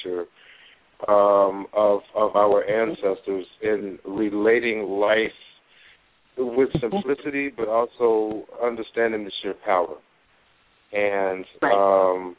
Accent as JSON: {"language": "English", "town": "Chicago", "region": "Illinois", "country": "United States", "tie": "born or raised there", "said": "I had personally had some issues growing up in Chicago here"}